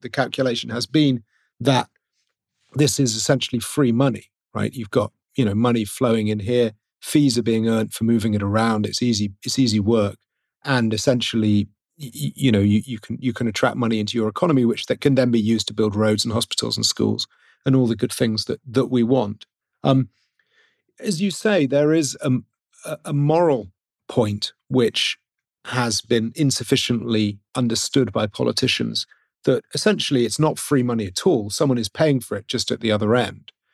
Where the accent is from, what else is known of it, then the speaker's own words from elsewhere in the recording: Wales, United Kingdom; I'm from Wales, so when I support football, I support Hereford F C, but I'm from Wales, and in Wales, we prefer rugby